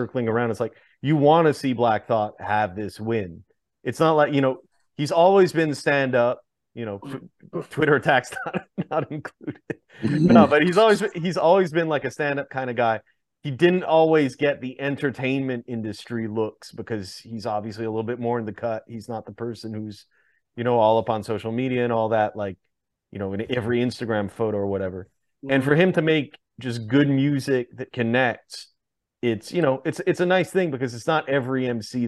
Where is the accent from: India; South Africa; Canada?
Canada; Montreal, Quebec; my hometown of Montreal.